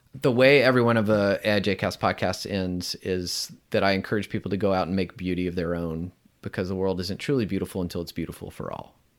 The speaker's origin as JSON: {"language": "English", "region": "the South", "country": "United States", "tie": "born or raised there", "said": "growing up in the South here in the United States"}